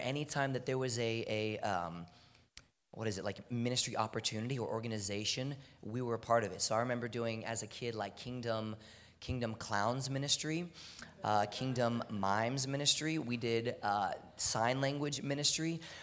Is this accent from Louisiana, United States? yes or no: no; Houston, Texas, United States; I'm from Houston, Texas. It's hot all year round